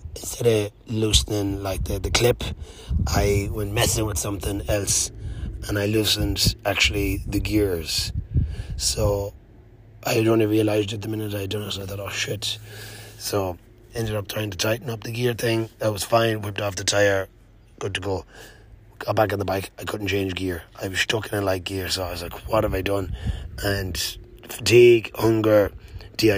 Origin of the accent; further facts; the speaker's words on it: Mayo, Connacht, Ireland; I'm from Mayo